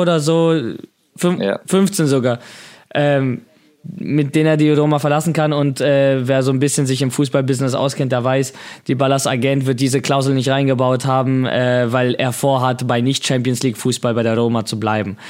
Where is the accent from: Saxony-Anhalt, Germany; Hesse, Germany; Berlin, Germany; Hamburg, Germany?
Hamburg, Germany; als Hamburger